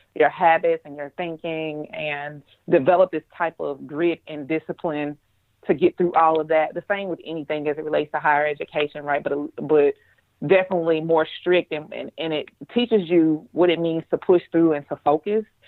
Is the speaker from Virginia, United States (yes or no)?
no; Monroe, Louisiana, United States; being back home in Monroe